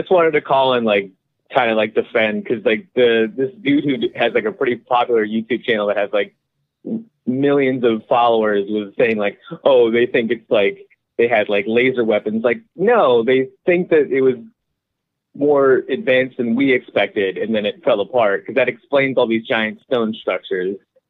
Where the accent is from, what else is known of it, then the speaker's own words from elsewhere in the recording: Ireland; I'm Irish, so I could definitely believe there was definitely little midget people living on them.